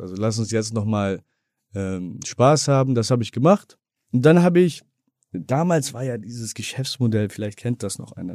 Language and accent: German; Bremen, Germany; moved away as an adult; Ja, ich bin Bremer. Bin auch, gut, ich lebe seit knapp 19 Jahren nicht mehr in Bremen